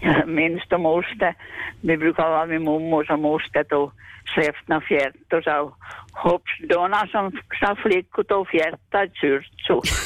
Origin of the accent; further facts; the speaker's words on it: Kronoby, Central Ostrobothnia, Finland; jag är från Krumby